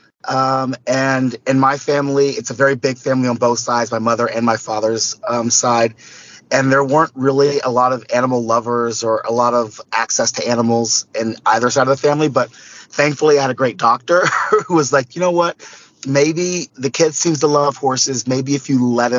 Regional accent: Corpus Christi, Texas, United States; I was born in Corpus Christi

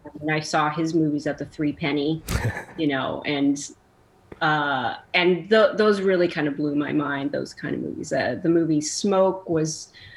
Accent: Chicago, Illinois, United States; moved away as an adult; I'm I'm from Chicago.

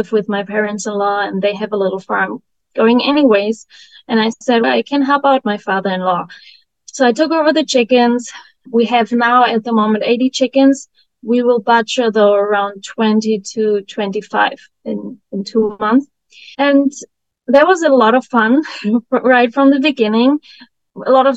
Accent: Germany; moved away as an adult; now in United States; I grew up in Germany in a village with 900 inhabitants

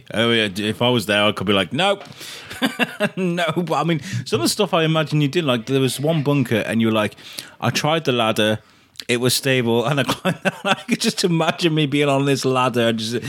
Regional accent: Wrexham, Wales, United Kingdom; I grew up in Wrexham

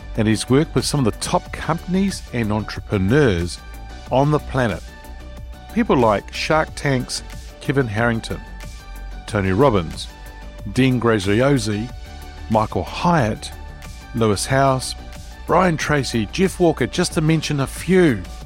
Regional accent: Wellington, New Zealand; the city that I grew up here in New Zealand in Wellington

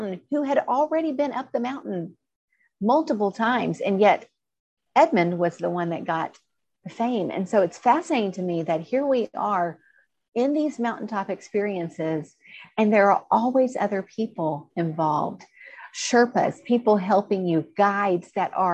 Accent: the South, United States; I grew up in the South

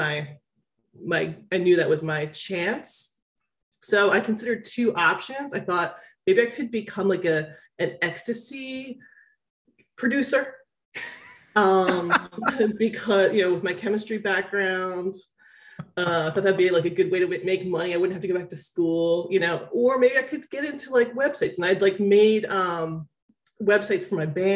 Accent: Philadelphia, Pennsylvania, United States; I'm from Philadelphia, which is a big pharmaceutical hub

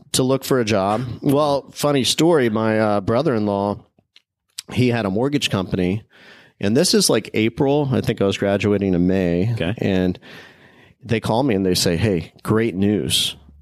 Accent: small town in Illinois, United States; moved away as an adult; now in Tampa, United States; growing up there. I had the opportunity to play lots of sports in a small town.

